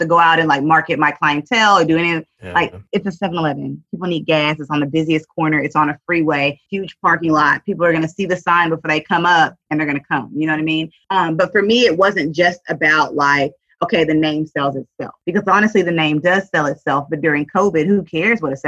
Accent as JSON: {"language": "English", "town": "Dallas", "region": "Texas", "country": "United States", "tie": "born or raised there", "said": "I was born and raised in Southern Dallas"}